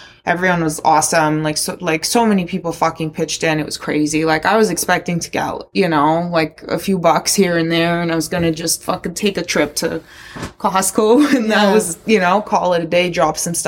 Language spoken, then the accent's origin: English; Toronto, Ontario, Canada; also born or lived in Luhansk, Ukraine; my parents immigrated with me in 1999 when I was 10 years old to Toronto. And I grew up here.